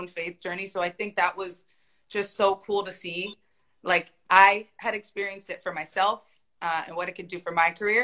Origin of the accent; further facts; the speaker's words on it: New Jersey, United States; moved away as an adult; also born or lived in Sweden; now in Denmark; I'm from New Jersey